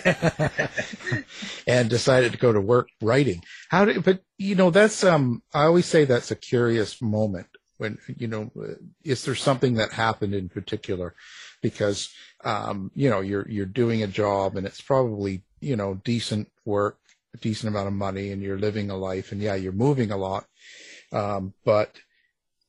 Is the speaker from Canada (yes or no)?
yes; Canada; I'm Canadian